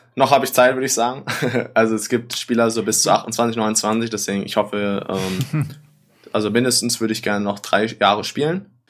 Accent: Germany; moved away; ich als Deutscher

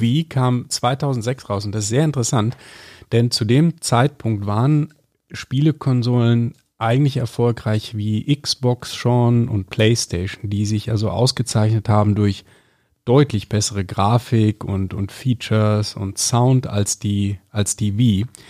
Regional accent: area west of Düsseldorf, North Rhine-Westphalia, Germany; born or raised there; now in Munich, Germany

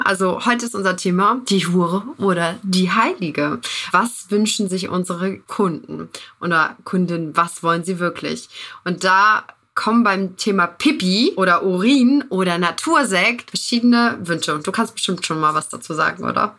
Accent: Northern Germany, Germany; now in Buxtehude, Germany; Ich komme aus dem Norden, aktuell jetzt in Buxtehude

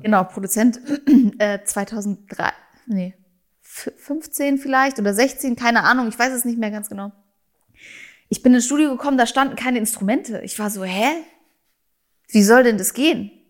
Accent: Germany; first language German; bin ja auch Deutsche, ich bin hier geboren, ich lebe hier, das ist meine Muttersprache

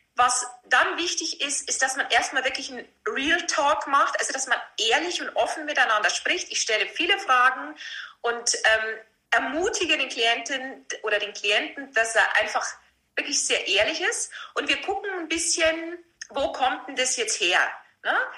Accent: Vilshofen, Bavaria, Germany; accent: Lower Bavarian rolled R; moved away as an adult; also born or lived in Passau; now in Munich, Germany; ich bin ein niederbayerisches Pflänzchen, was man bestimmt an meinem äh, rollenden R ähm, gut hören kann. Ja. Ich bin aus Vilsbofen ursprünglich

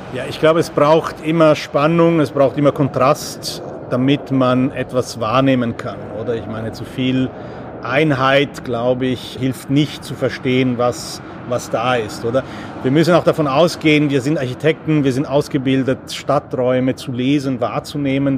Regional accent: Italy; moved away; ich bin in Italien aufgewachsen

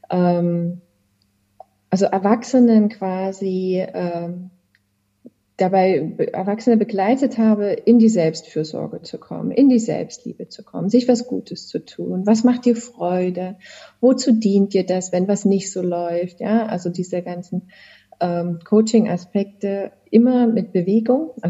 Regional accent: Chemnitz, Saxony, Germany; Ich habe Abitur gemacht in Chemnitz. Du sagtest, das ist meine Heimatstadt.

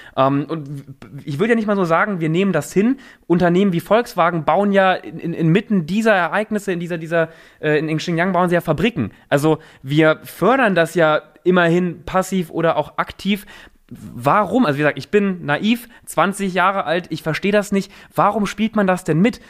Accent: Germany; als, als, als Deutscher, aber auch als Europäer

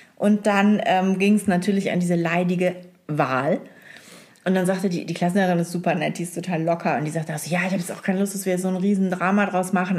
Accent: East Frisia, Lower Saxony, Germany; ich bin Ostfriesin.

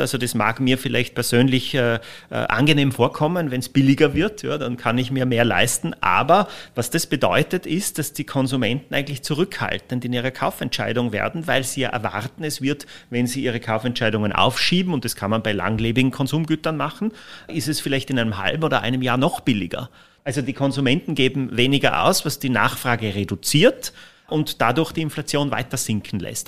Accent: Austria

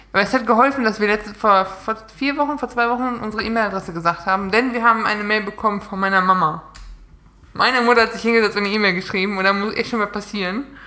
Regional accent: Münsterland, North Rhine-Westphalia, Germany; ich komme ja aus NRW aus Münsterland.

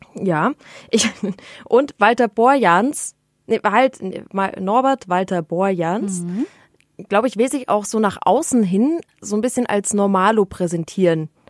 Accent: Munich, Bavaria, Germany; als Münchner

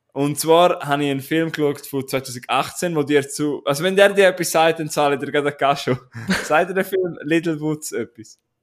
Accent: Switzerland; wir sind Schweizer

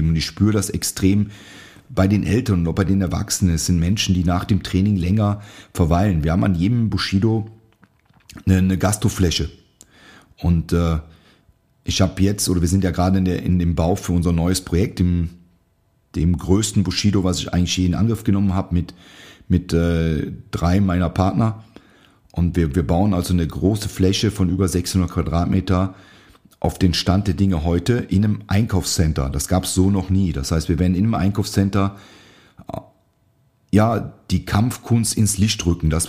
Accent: North Rhine-Westphalia, Germany; Ich habe in einem sehr kleinen Studio in meiner Heimat trainiert, in der Nähe von Aachen. Das sagt vielleicht dem einen oder anderen was, durch, durch große Reitsportturniere, also holländische Grenze.

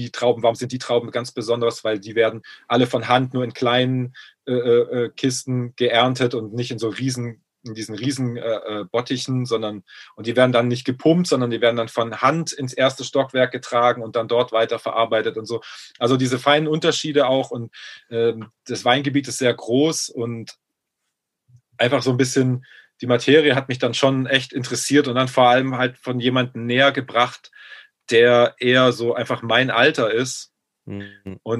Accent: Baden-Württemberg, Germany; ich komme aus Baden-Württemberg, da gibt es halt äh, deshalb bekannt für seinen Trollinger Wein

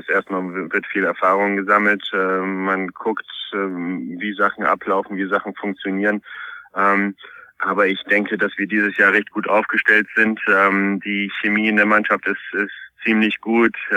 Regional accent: Poland; now in Germany; ich bin ja gebürtiger Pole. In Polen spricht man … aus.

